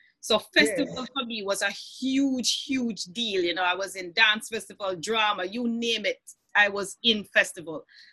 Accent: Mandeville, Manchester, Jamaica; first language Jamaican Patois; English is a second language; I grew up in Mandeville before I was 10 years old.

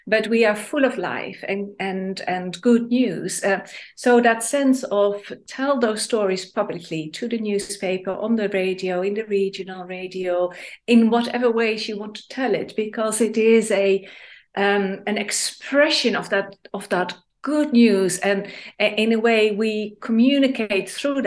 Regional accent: Netherlands; now in Manchester, United Kingdom; I'm raised in Holland

